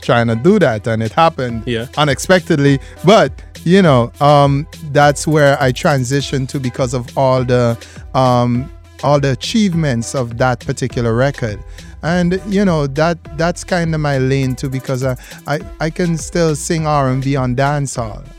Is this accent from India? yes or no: no; St. Vincent & Grenadines; St. Vincent and the Grenadines people. You know, shout out. That's my country. That's my island. That's where I'm from.